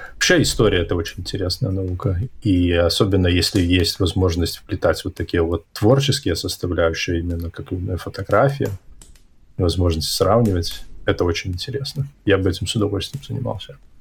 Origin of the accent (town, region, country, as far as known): Hantsavichy, Brest Region, Belarus; born or raised there; moved away